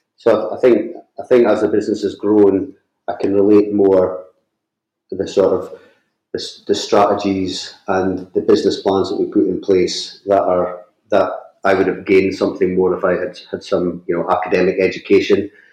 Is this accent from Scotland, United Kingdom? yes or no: yes; northeast of Scotland, United Kingdom; I grew up in a small fishing village in the, in the northeast of Scotland. You might be able to tell that from my accent.